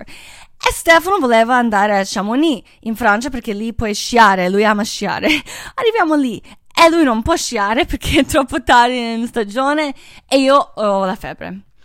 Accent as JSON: {"language": "Italian", "country": "Croatia", "moved": "yes", "said": "io sono croata, io amo Croazia"}